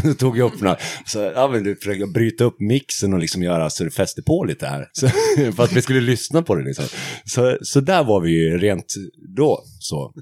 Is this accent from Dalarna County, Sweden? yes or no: yes; Hedemora, Dalarna County, Sweden; jag kommer från Hedemora